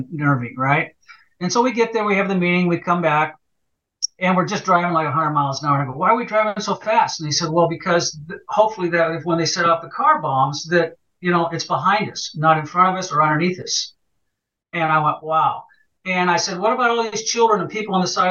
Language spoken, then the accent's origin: English; United States; also born or lived in Sweden (ancestry); I'm an American